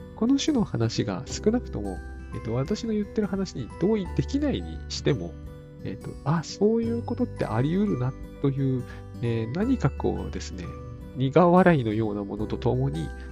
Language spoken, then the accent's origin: Japanese; Sendai, Miyagi, Japan; moved away; 私の実家だって仙台ですから、同じ東北なんだけど